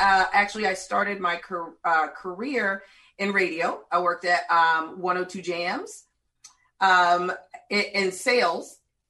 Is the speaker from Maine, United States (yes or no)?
no; Clearwater, Florida, United States; moved away as an adult; also born or lived in Tallahassee, Florida; now in Orlando, United States; So I am originally from Clearwater, Florida. However, Orlando has been my home since I graduated from Florida State.